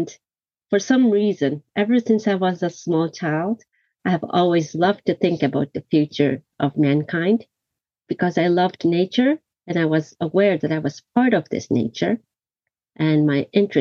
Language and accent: English; Tokyo, Japan; also born or lived in New York, United States; I was born and raised in Tokyo